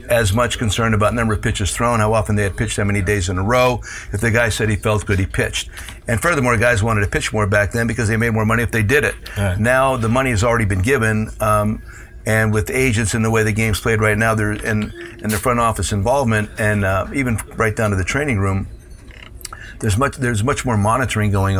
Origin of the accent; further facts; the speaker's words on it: Hazleton, Pennsylvania, United States; the cultures of my hometown, Hispanic and Anglo